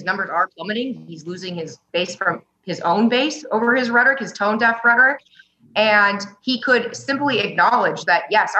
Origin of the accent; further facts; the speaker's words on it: Nebraska, United States; Yeah, I'm from Nebraska.